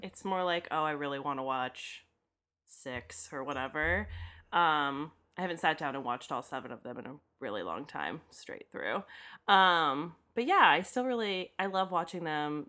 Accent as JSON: {"language": "English", "town": "Daytona Beach", "region": "Florida", "country": "United States", "tie": "born or raised there", "said": "growing up in Daytona where fast cars are a thing"}